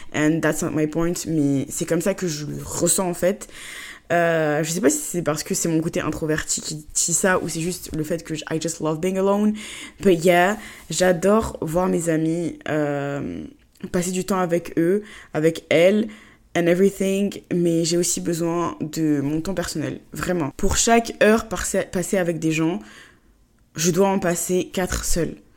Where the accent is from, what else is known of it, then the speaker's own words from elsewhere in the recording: Côte d’Ivoire; moved away as an adult; now in France; j'ai grandi en Côte d'Ivoire et que mes parents vivent en Côte d'Ivoire et que moi je suis juste en France euh, pour mes études